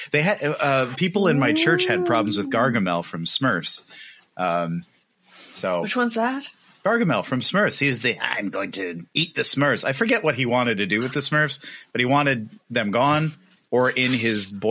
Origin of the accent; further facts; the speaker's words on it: York, Pennsylvania, United States; also born or lived in Long Beach, California; we used to live in Long Beach, California. And in November, we moved back to my hometown of York, Pennsylvania